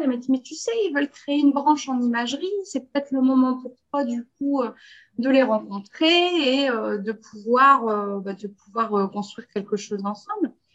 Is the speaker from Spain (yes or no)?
no; Belgium; also born or lived in France; je suis belge